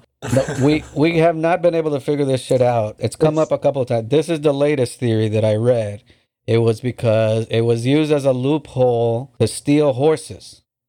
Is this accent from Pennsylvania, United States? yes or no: no; Charlotte, North Carolina, United States; I'm from Charlotte, live in Charlotte